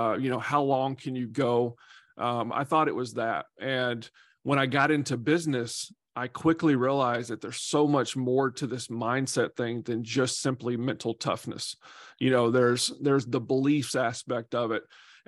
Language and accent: English; Nashville, Tennessee, United States; So I grew up in Nashville, Tennessee.